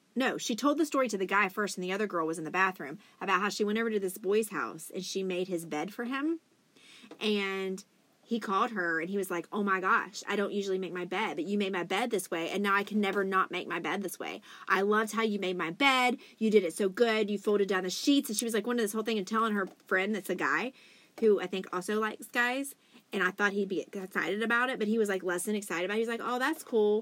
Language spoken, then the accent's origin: English; West Virginia, United States; we are actually from West Virginia